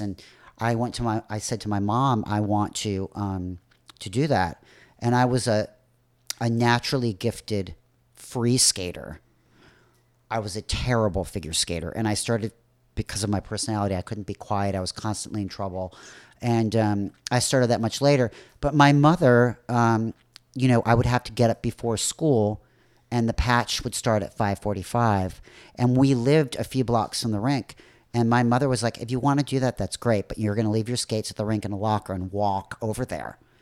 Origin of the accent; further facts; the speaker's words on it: Northbrook, Illinois, United States; moved away; I'm originally from Chicago, from the north shore of Chicago.